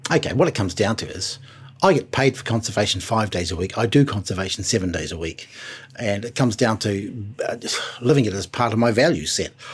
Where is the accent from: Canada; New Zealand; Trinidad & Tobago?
New Zealand; Being a New Zealander